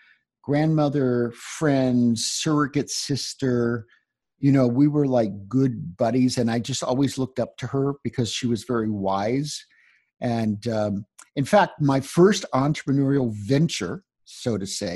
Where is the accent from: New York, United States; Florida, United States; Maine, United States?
Florida, United States; now in Denver, United States; I grew up in Florida